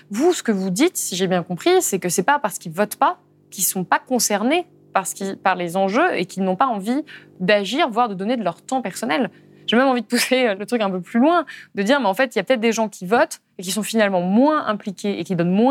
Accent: Lyon, Auvergne-Rhône-Alpes, France; On est de Lyon, on est

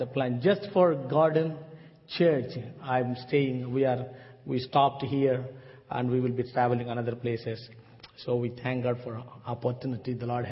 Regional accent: South India, India; I came from South India

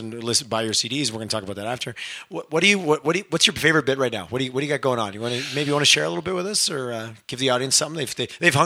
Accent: Canada

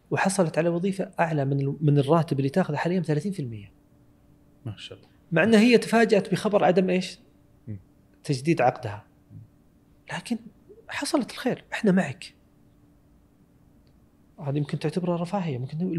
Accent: Saudi Arabia

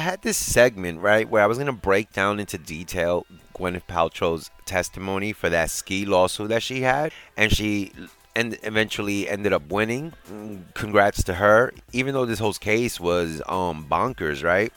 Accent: New York City, New York, United States; my hometown, New York City

